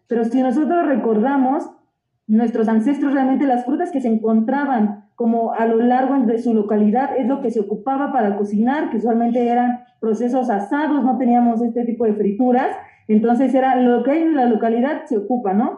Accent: Mexico; nosotros como mexicanos

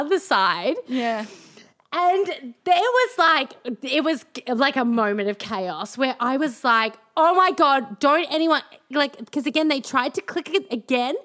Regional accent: Melbourne, Victoria, Australia; now in Brisbane, Australia; I grew up in Melbourne

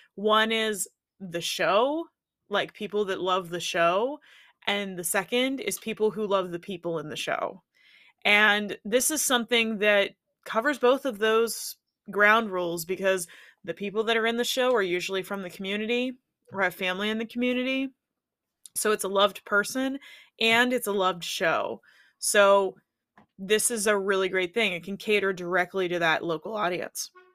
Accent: Pittsburgh, Pennsylvania, United States; my hometown, Pittsburgh

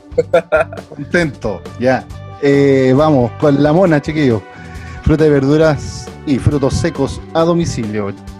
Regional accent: Villa Alemana, Valparaíso, Chile; now in Santiago, Chile; yo soy de la quinta región

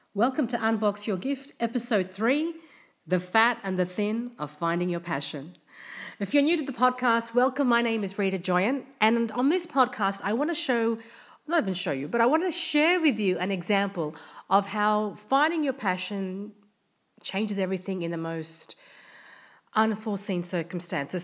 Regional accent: Australia; I'm from Australia

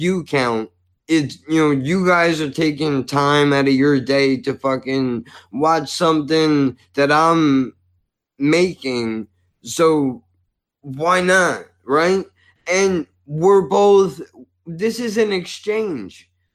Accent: United States; as an American

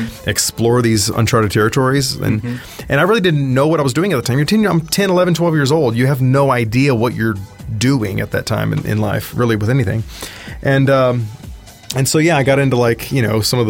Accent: South Texas, United States; I was born in South Texas, and born on a ranch. Actually, the third largest ranch in the world, the King Ranch, and didn't really have a whole lot to do growing up in the country.

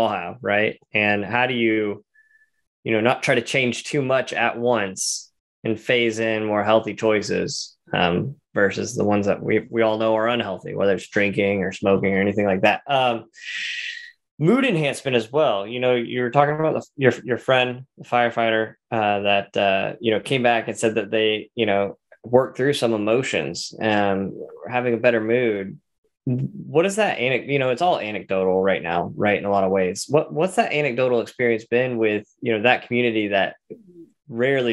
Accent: Tennessee, United States; growing up in Tennessee

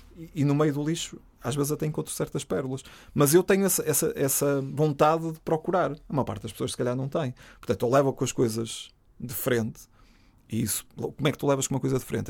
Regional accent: Trás-os-Montes, Norte, Portugal

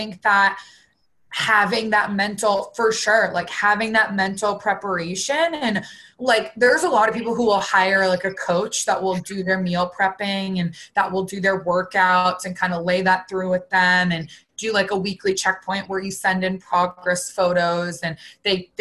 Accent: Boston, Massachusetts, United States; I grew up in Boston

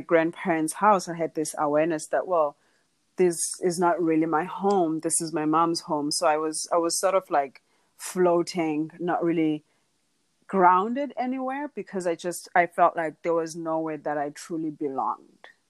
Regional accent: Dala, Eastern Cape, South Africa; But I am from South Africa. I'm from a small town called Dala in the Eastern Cape. Um, I was raised by my grandparents.

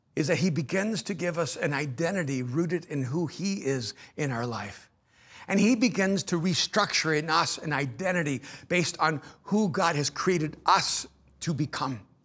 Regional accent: El Salvador; moved away; I'm an immigrant from El Salvador

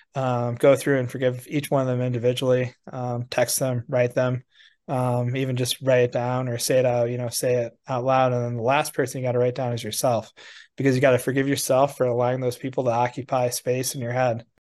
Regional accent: Wisconsin, United States; I grew up with in Wisconsin

